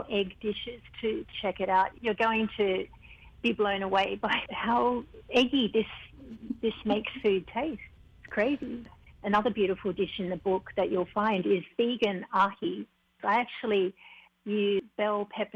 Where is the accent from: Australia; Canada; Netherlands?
Australia; now in Hawaii, United States; while I was growing up in Australia